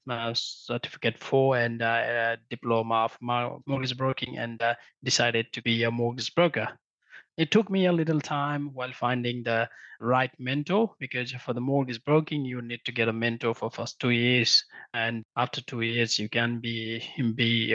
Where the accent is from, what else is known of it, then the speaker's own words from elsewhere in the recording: Nepal; moved away as an adult; also born or lived in Melbourne, Australia; now in Australia; So I came from Nepal in 2007 when I was 18. I completed my higher secondary level back in Nepal and then traveled to Australia to pursue my academic career.